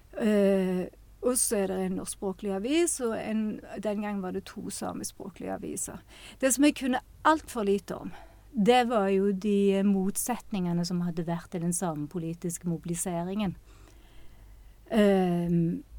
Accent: Western Norway, Norway; jeg har vokst opp på Vestlandet

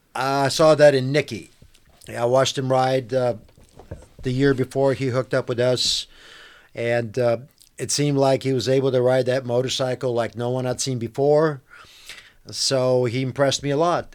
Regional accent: Bulgaria; moved away; I'm actually from Bulgaria.

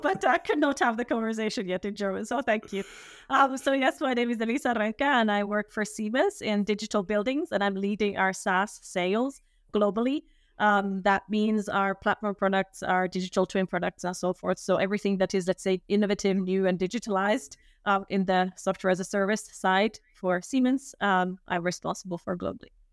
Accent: Finland; now in Switzerland; I'm originally from Finland

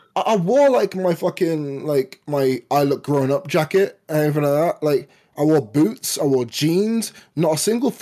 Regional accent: London, United Kingdom; I was born in London

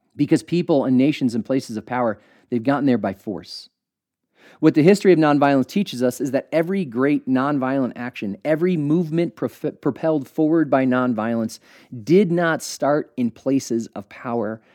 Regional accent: United States; every church that I went to as a kid had an American flag placed prominently on stage

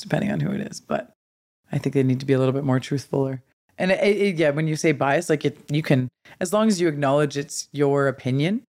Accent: Smithers, British Columbia, Canada; I grew up in Smithers. I have three older brothers.

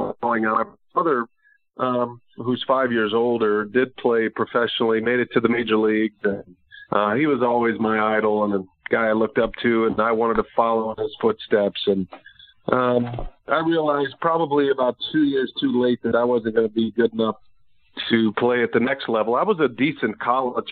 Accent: Texas, United States; growing up in Texas like I did

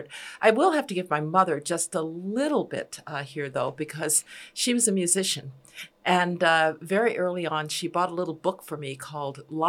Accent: Birmingham, Alabama, United States; my hometown of Birmingham

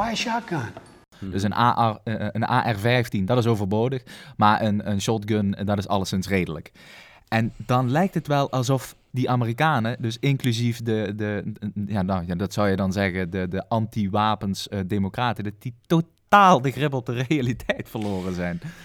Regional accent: Maastricht, Limburg, Netherlands; als Bourgondier dan, want dat mag ik mezelf dan wel noemen als Maastrichtenaar

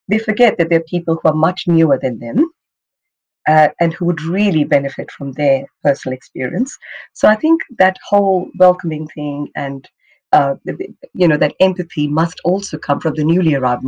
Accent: India; English is a second language; now in Australia; to Australia back in 1988. Funny enough, growing up, I never thought I'd go overseas. I just loved growing up in India. I was very lucky. My father was in the Indian Army.

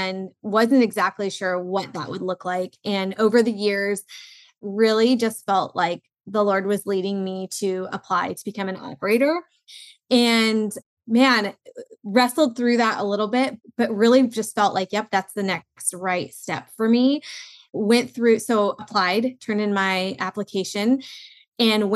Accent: Southern California, United States; I grew up in Southern California where we were an emerging market

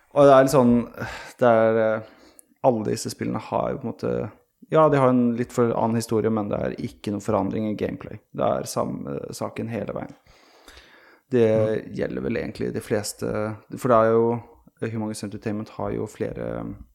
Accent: Sweden; moved away; jeg er født og oppvokst i Sverige

